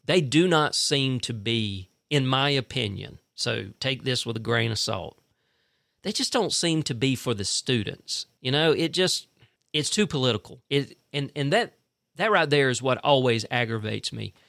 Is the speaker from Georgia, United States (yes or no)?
yes; Fitzgerald, Georgia, United States; now in Tifton, United States; I'm originally from Fitzgerald. My wife is originally from Cordill, but, uh, you know, we, we both basically grew up in Fitzgerald, Georgia